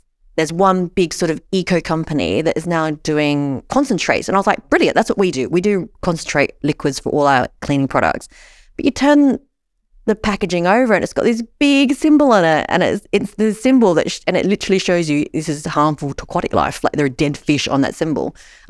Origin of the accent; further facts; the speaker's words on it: Sydney, New South Wales, Australia; because I come from Sydney, Australia.